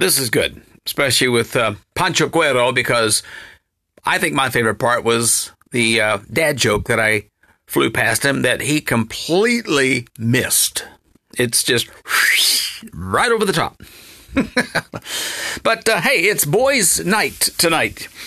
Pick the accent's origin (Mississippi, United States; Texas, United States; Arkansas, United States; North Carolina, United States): Arkansas, United States; my home state of Arkansas.